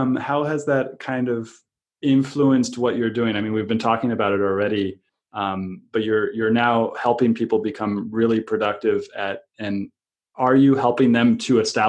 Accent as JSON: {"language": "English", "country": "United States", "tie": "born or raised there", "said": "growing up in America"}